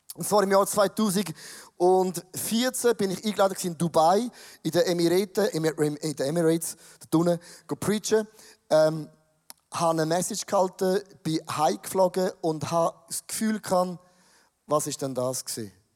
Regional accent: Switzerland; als Schweizer

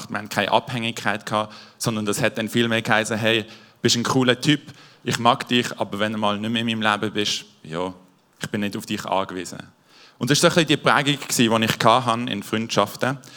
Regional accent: Basel-Landschaft, Switzerland; Und zwar, ich bin in Baseland aufgewachsen, in einem Dorf.

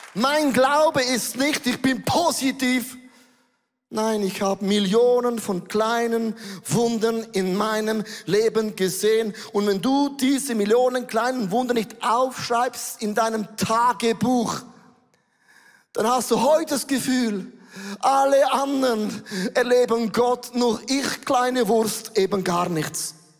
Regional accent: Switzerland; Äußerlich bin ich ein Schweizer.

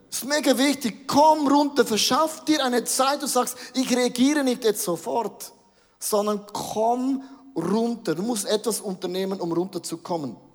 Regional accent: Switzerland; Nein, wir sind ja Schweizer, wir sind grundsätzlich mal neutral.

